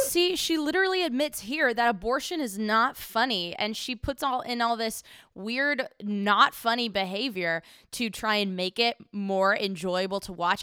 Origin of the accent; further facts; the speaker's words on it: Houston, Texas, United States; my hometown, Houston